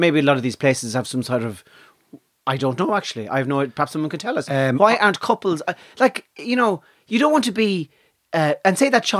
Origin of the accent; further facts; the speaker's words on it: Letterkenny, Ulster, Ireland; when I was born in Letterkenny in County Donegal